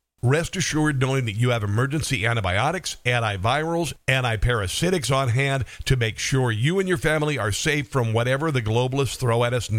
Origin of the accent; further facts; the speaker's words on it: Iowa, United States; I'm from Iowa.